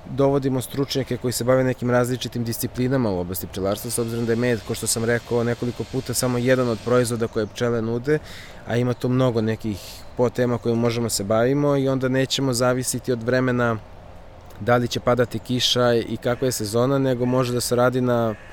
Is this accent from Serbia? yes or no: yes; Serbia; kod nas u Srbiji